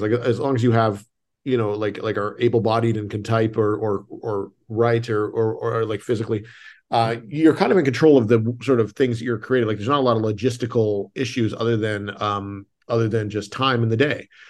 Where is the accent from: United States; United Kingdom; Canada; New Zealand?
Canada; moved away; I'm Canadian